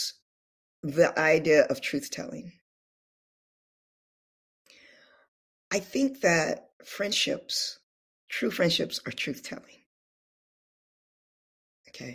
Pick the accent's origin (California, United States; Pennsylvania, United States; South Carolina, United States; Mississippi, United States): California, United States; moved away as an adult; also born or lived in Oakland, California; now in Louisiana, United States; I'm from California